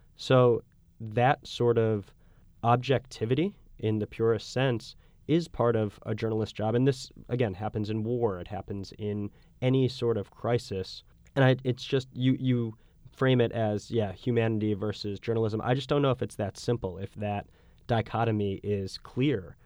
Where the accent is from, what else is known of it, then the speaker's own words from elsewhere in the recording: United States; as an American